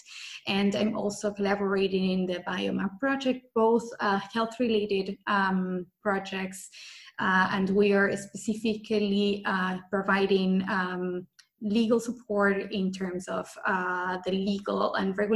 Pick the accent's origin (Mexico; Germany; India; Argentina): Argentina; moved away as an adult; also born or lived in Austria; now in Vienna, Austria; I'm born and raised in Argentina